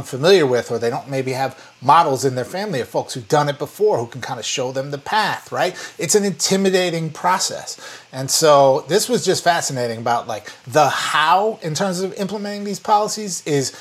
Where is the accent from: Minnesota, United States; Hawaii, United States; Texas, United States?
Minnesota, United States; Twin Cities of Minneapolis and St. Paul; my hometown of the Twin Cities of Minneapolis and St. Paul, Minnesota